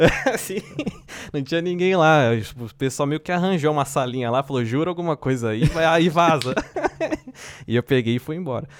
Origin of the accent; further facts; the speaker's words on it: São Paulo, Brazil; moved away as an adult; also born or lived in Assis; now in Finland; sou de São Paulo, na Zona Leste de São Paulo